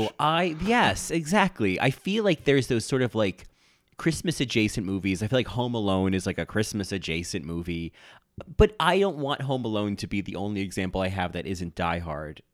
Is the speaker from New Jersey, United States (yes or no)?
yes; New Jersey, United States; now in New York, United States; I grew up in New Jersey. I live in New York